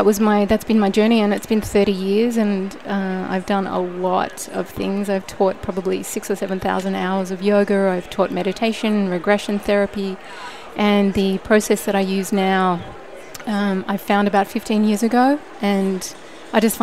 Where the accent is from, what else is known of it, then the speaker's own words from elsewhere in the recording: Australia; also born or lived in Sydney, Australia; now in California, United States; I grew up in Australia on the beautiful East Coast near the beach, and I moved to Sydney when I was 18